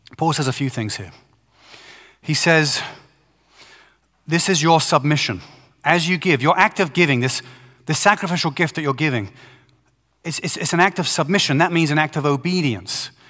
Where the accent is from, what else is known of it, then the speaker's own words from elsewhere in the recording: Brighton, South East England, United Kingdom; Brighton, England, which is my hometown